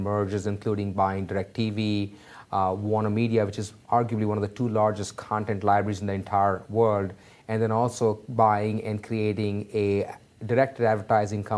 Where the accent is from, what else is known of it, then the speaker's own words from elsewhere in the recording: Mumbai, Maharashtra, India; I grew up in Mumbai, India